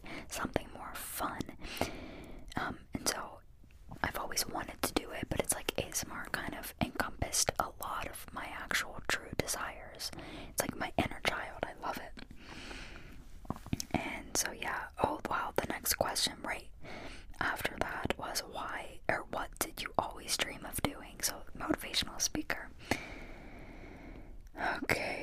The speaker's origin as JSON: {"language": "English", "town": "Pittsburgh", "region": "Pennsylvania", "country": "United States", "tie": "born or raised there", "said": "Where's my accent from? So I'm from Pittsburgh. Born and raised in Pittsburgh, and I still live in Pittsburgh"}